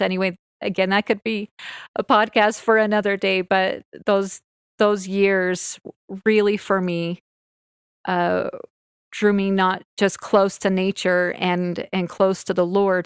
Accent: Orem, Utah, United States; I grew up in Orem, and I grew up in the same house my entire life

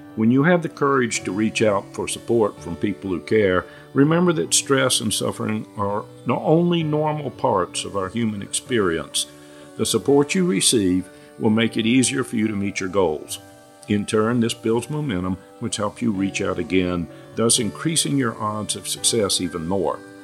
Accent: North Carolina, United States; I grew up in North Carolina and consulted almost exclusively in the Southeast.

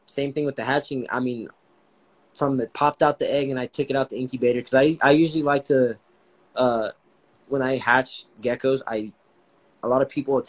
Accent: Los Angeles, California, United States; moved away; I was born and raised in Los Angeles

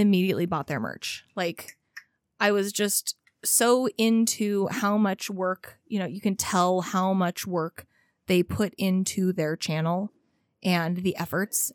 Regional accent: California, United States; I grew up in California

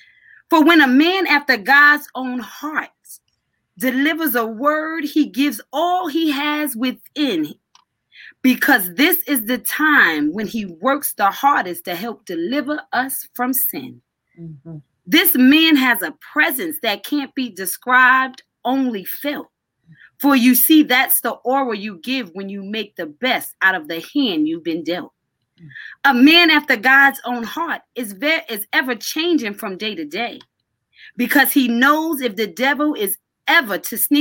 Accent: New York, United States; I grew up under him in New York. I started when I was 12

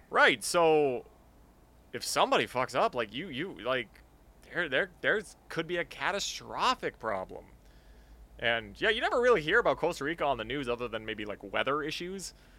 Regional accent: Canada

